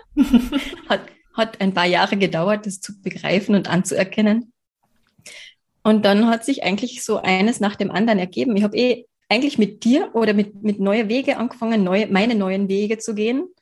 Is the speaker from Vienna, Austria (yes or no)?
no; Carinthia, Austria; ich bin geboren in Kärnten und ich wohne auch in Kärnten